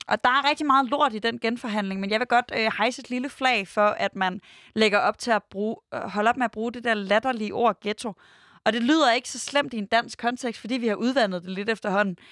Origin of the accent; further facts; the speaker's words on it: Denmark; vi som danskere altså vi i Danmark